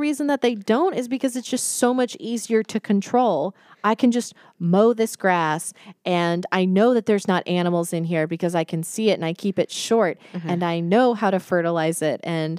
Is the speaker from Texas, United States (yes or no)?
yes; Texas, United States; moved away; So I'm from Texas.